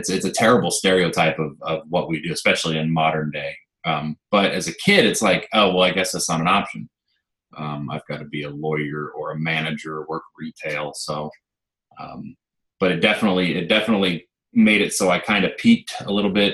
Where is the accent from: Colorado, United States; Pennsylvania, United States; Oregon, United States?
Oregon, United States; The Dalles; I grew up here. Wasn't born here, but I've lived here. I'm 28, and I've lived here for 27 and a half years, so nice. It's my hometown.